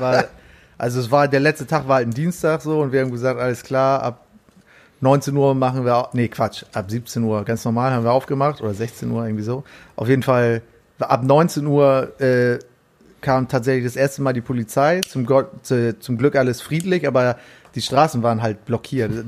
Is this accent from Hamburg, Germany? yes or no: yes; Hamburg, Germany; ich bin in Barmbek auch aufgewachsen